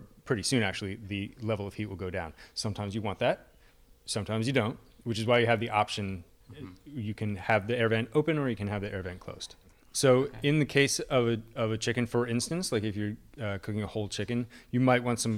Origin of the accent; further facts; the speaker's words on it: Allentown, Pennsylvania, United States; I grew up in Allentown, and the Iacocca family has Yakko's as like the local hot dog chain